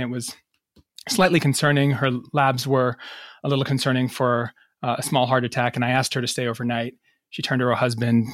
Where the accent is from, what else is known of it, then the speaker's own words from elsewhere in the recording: United States; also born or lived in Massachusetts / New York; now in Rhode Island, United States; I grew up in Massachusetts and New York.